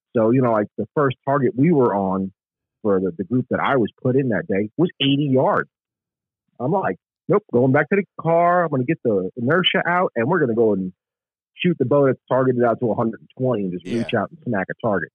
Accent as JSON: {"language": "English", "town": "New York City", "region": "New York", "country": "United States", "tie": "born or raised there", "moved": "as an adult", "lives_now": "South Carolina, United States", "said": "I grew up in the Bronx in New York"}